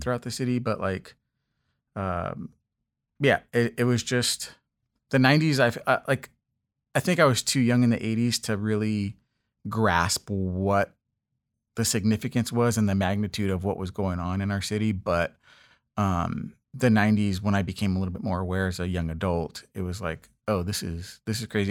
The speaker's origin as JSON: {"language": "English", "town": "Los Angeles", "region": "California", "country": "United States", "tie": "born or raised there", "also_born_or_lived": "East Coast", "moved": "as an adult", "said": "I grew up in Los Angeles, uh, specifically in the Westchester area"}